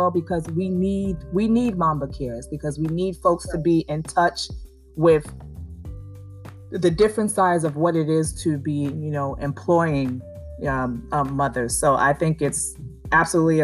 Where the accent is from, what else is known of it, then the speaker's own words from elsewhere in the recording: Nigeria; I'm Nigerian